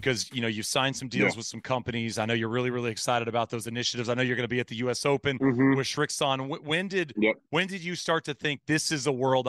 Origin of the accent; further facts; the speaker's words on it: East Texas, United States; I grew up in East Texas